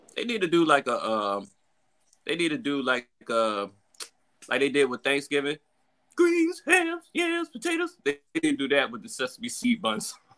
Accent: Portsmouth, Virginia, United States; my hometown of Portsmouth

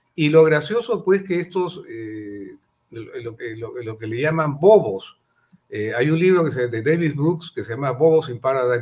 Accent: Peru; como empresarios eh, y como peruanos sobre todo, principalmente como peruanos

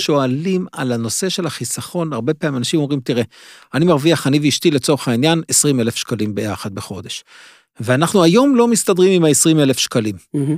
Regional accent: Jerusalem, Jerusalem District, Israel; דירה של עמידר, שלושה חדרים, בשכונה מאוד קשה בירושלים

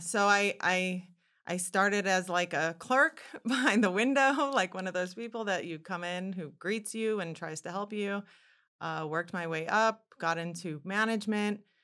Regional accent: Yorba Linda, California, United States; moved away as an adult; also born or lived in New York City; I am from Yorbalinda, California, which is in Orange County, Southern California, about, uh, fifty miles south of Los Angeles. I spent my entire childhood there, grew up there

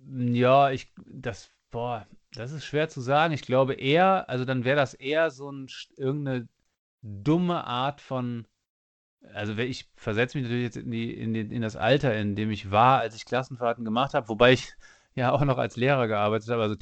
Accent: Cologne, North Rhine-Westphalia, Germany; Ich komme aus Köln und nicht aus East Istanbul und wie auch immer.

